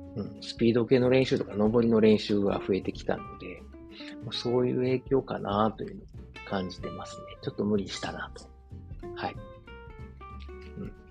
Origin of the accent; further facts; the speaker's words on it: Osaka, Japan; moved away as an adult; now in Germany; 自分の実家であるですね、駒川あずまや、はい、親父とおかんがやってる、えー、大阪駒川いうところでね